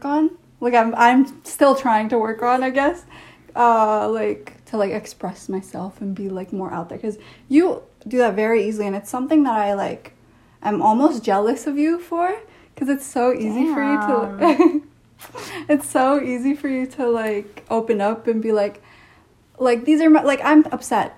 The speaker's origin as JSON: {"language": "English", "country": "Canada", "tie": "born or raised there", "said": "I did have a Canadian experience, but I had a Canadian experience in an Indian household."}